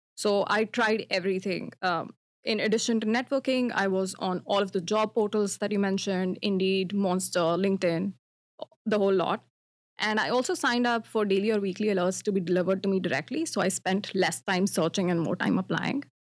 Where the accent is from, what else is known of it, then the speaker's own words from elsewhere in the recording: India; moved away as an adult; now in Toronto, Canada; my home country, India